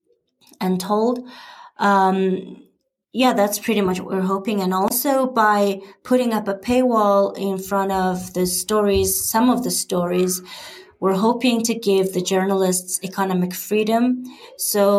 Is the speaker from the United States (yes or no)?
no; Mongolia